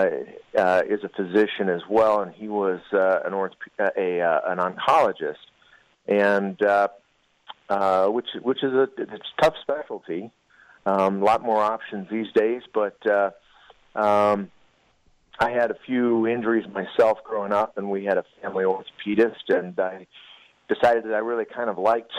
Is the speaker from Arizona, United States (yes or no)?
yes; Arizona, United States; moved away as an adult; now in Colorado Springs, United States; I did my medical school in my home state of Arizona